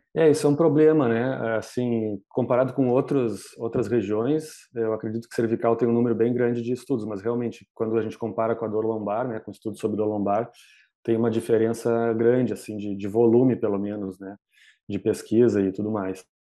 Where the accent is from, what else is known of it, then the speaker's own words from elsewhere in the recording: Porto Alegre, Rio Grande do Sul, Brazil; eu sou daqui de Porto Alegre, né, no Rio Grande do Sul